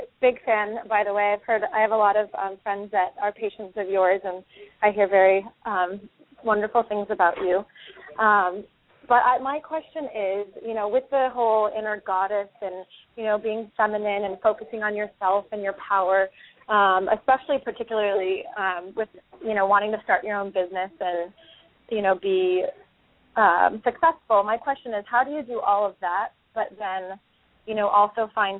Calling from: Carlsbad, California, United States; I'm calling from Carlsbad.

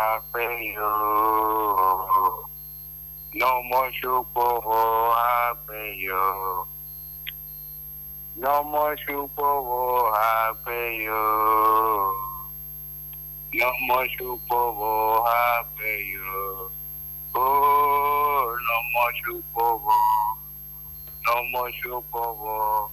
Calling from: Mpape, Federal Capital Territory, Nigeria; I am calling from Mpape.

